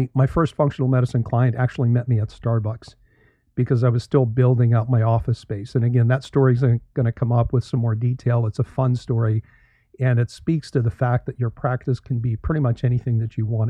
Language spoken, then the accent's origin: English; Canada; moved away as an adult; also born or lived in Toronto, Canada / St. Louis, Missouri, United States / Florida, United States; now in United States; I am Canadian, born and raised there